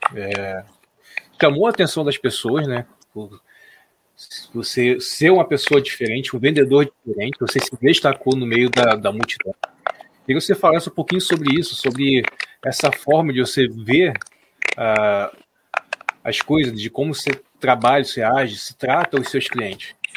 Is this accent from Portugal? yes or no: no; Nova Iguaçu, Rio de Janeiro, Brazil; Nós também somos do Rio, né? Eu sou aqui de Nova Iguaçu